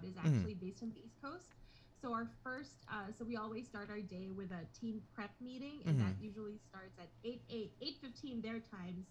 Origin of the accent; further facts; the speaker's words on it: Philippines; moved away as an adult; now in Los Angeles, United States; I was born and raised in the Philippines